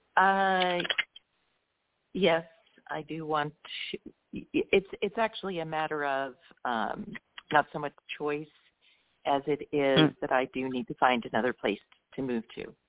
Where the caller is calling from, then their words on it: Colorado, United States; I'm calling in from Colorado.